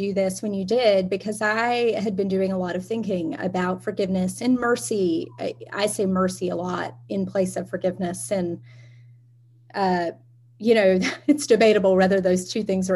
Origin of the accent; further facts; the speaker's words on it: Alabama, United States; moved away; I am originally from Alabama, which you can probably hear in my voice. It stays with a person.